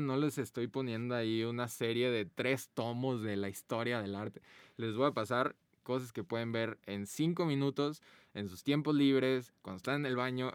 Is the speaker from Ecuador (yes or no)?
no; Guadalajara, Jalisco, Mexico; nosotros somos de Guadalajara